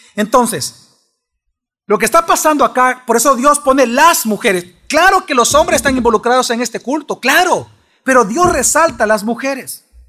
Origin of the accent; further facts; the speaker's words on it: El Salvador; somos sensuales los salvadoreños